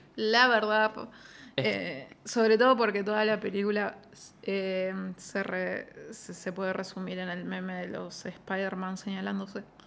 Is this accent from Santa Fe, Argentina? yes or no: no; Zárate, Buenos Aires Province, Argentina; Yo digo Zárate, yo soy Zárate